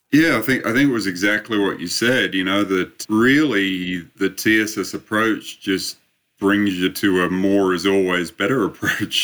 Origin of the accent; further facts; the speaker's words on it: Australia; also born or lived in Sydney, Australia; I started my uh, my studies a little over 30 years ago now, back in uh, back in Sydney, Australia